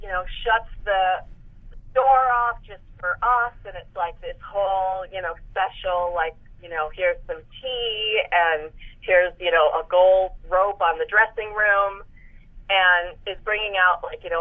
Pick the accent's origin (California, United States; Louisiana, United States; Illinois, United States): Illinois, United States; Chicago